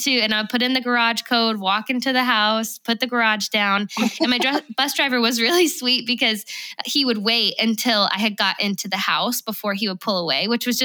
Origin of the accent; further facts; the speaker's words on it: Oklahoma, United States; also born or lived in Georgia; yeah, we grew up in Oklahoma.